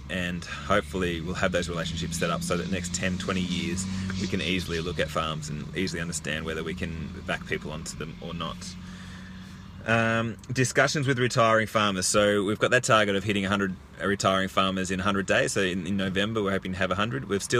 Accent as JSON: {"language": "English", "town": "Bendigo", "region": "Victoria", "country": "Australia", "tie": "born or raised there", "said": "Bendigo, my hometown."}